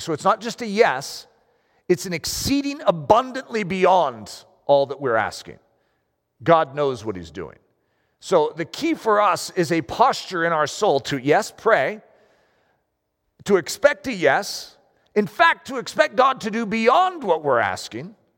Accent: United States; I'm American.

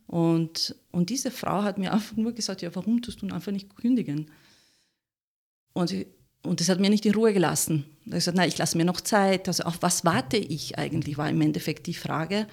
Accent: Italy; German is a second language; moved away as an adult; now in Austria; ich bin Italienerin, ganz hundertprozentig. Und äh, ich habe mich verliebt und bin natürlich nach Österreich gekommen

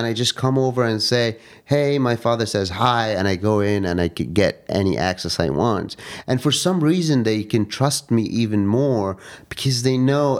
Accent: Cairo, Cairo Governorate, Egypt; moved away as an adult; I was born and raised in Cairo.

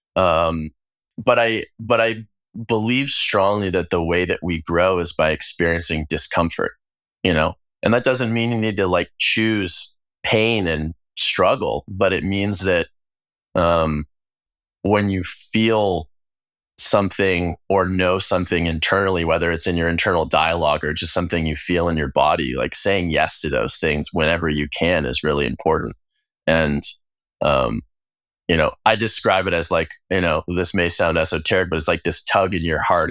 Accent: United States; gay queer person growing up in the United States

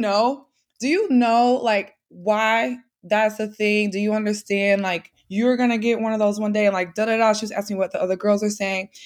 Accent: St. Louis, Missouri, United States; I'm not from New York, so I'm from Saint Louis, Midwest girly

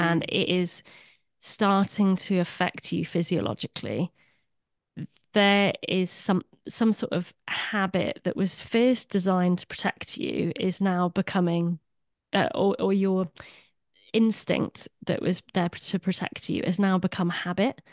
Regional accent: Swansea, Wales, United Kingdom; I'm a fellow Welshy, originally from Swansea

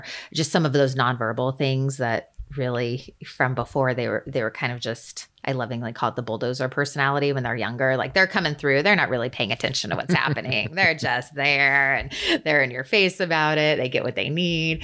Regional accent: Central California, United States; I grew up in Central California, and in a small mountain community, and I'm now back in the general area where I live

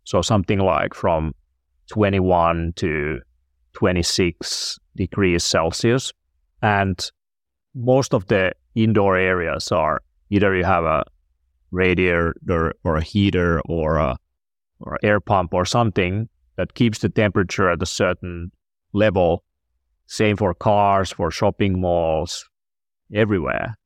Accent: Finland; I'm from Finland

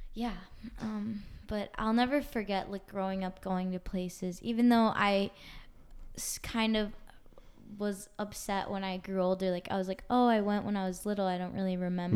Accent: Washington, D.C., East Coast, United States; I'm from the East Coast

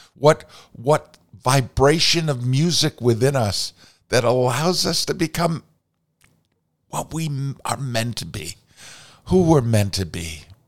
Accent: Vermont, United States; growing up and encountering Maria Von Trapp in my home state of Vermont

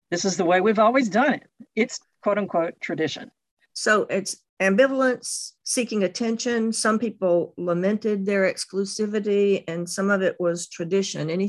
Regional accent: Jackson, Mississippi, United States; born or raised there

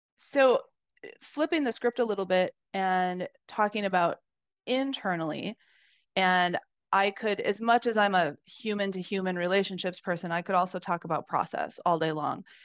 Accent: Wisconsin, United States; I grew up in Wisconsin

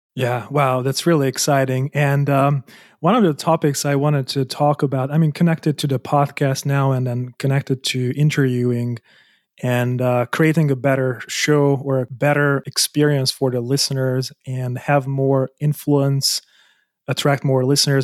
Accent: Hungary; moved away as an adult; also born or lived in Germany; I was born in Hungary, I moved out so that I can earn more money as an architect

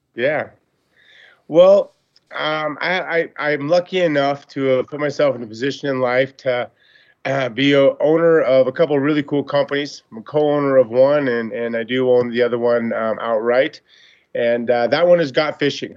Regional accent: Montana, United States; I grew up in Montana

